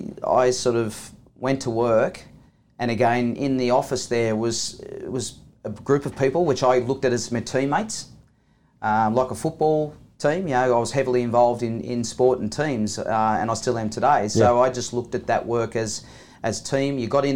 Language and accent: English; New South Wales, Australia; Yeah, Thomas, I grew up on the Central Coast, and it's a beautiful place in the world